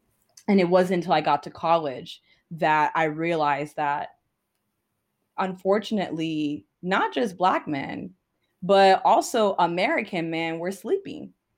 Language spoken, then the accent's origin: English; Ghana; Like, so I told you I'm Ghanaian.